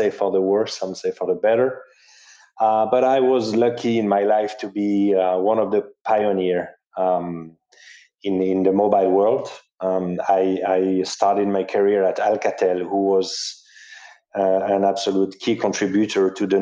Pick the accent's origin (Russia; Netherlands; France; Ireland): France; southern France; moved away as an adult; also born or lived in Paris / Jakarta; I was from the south of France